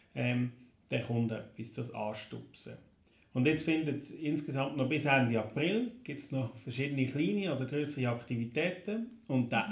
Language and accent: German; Neuenkirch, Lucerne, Switzerland; Ich komme aus Neuenkirch